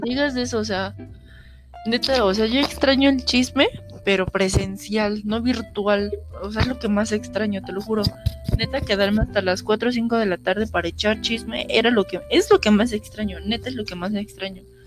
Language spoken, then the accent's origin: Spanish; Mexico